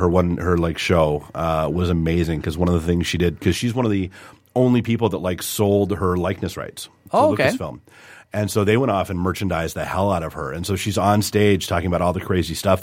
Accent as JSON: {"language": "English", "region": "New Hampshire", "country": "United States", "tie": "born or raised there", "said": "I grew up in New Hampshire"}